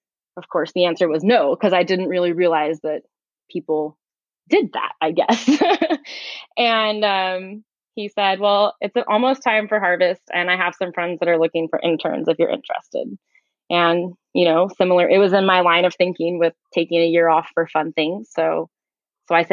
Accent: Visalia, California, United States; I grew up in the Central Valley in California in a town called Visalia.

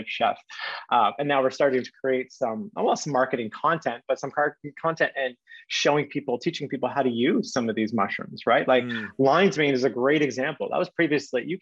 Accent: Canada; I'm Canadian

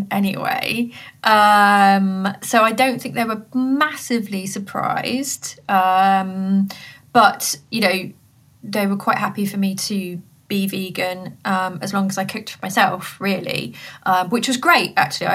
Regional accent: Coventry, West Midlands, United Kingdom; I grew up in Coventry, so I was there at college

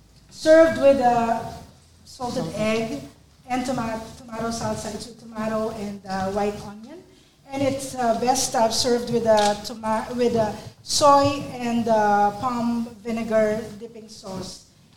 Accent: Manila, Metro Manila, Philippines; English is a second language; I am from Manila at Semaphore, so we are representing the Philippines.

